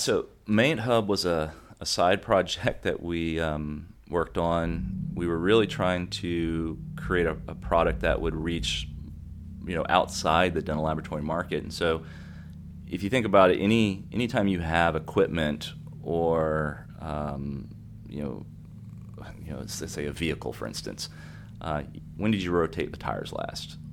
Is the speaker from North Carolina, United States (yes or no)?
no; Gainesville, Florida, United States; I say, "Gainesville."